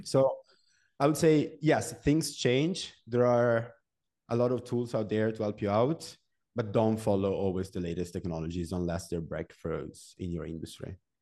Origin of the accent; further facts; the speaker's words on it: Genoa, Liguria, Italy; also born or lived in Venice / Milan; I'm from Genoa. It's a small city in Italy.